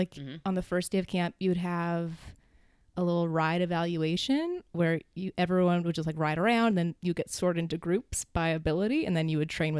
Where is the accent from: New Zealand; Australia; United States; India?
United States; right outside DC, Maryland; Right outside D.C. in Maryland.